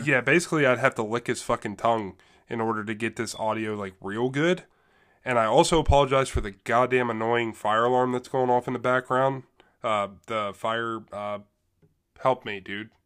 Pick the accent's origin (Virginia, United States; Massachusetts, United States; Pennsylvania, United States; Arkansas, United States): Pennsylvania, United States; Middletown; I grew up in Middletown, Pennsylvania